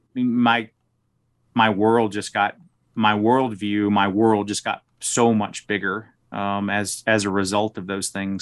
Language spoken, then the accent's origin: English; Smackover, Arkansas, United States; moved away as an adult; also born or lived in Washington, D.C. area; now in Colorado Springs, United States; I grew up in, uh, a little town called Smackover.